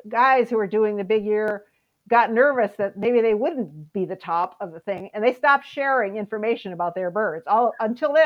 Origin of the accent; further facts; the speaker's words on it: Wisconsin, United States; moved away as an adult; now in Alaska, United States; growing up in Wisconsin